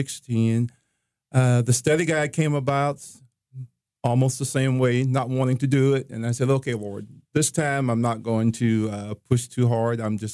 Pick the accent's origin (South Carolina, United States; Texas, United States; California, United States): South Carolina, United States; I grew up in a small town in South Carolina. I'm the youngest of 7 children